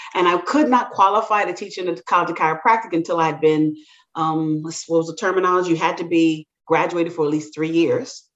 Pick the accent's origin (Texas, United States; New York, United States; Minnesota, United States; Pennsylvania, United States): New York, United States; New York City; also born or lived in Jamaica / Tuskegee, Alabama; my family is actually from the island of Jamaica my parents immigrated here when I was very young. And we, I grew up in New, Brooklyn, New York